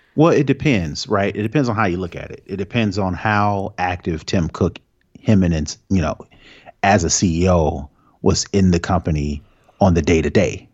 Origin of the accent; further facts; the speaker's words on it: Indianapolis, Indiana, United States; I grew up in Indianapolis, Indiana